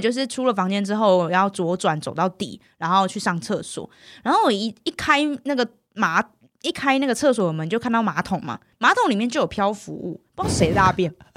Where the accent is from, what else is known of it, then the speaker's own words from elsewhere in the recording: Miaoli County, Taiwan; moved away as an adult; now in Taipei, Taiwan; 我苗栗国来的呢？我乡下小孩子